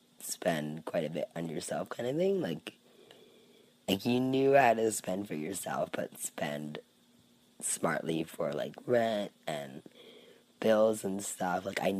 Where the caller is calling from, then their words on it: Cayman Islands; I'm a listener from the Cayman Islands.